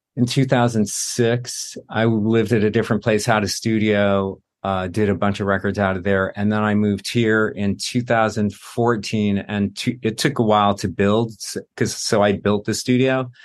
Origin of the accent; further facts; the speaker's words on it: New Jersey, United States; moved away as an adult; also born or lived in New York; now in Los Angeles, United States; I lived in New York for twenty years, and I grew up in Jersey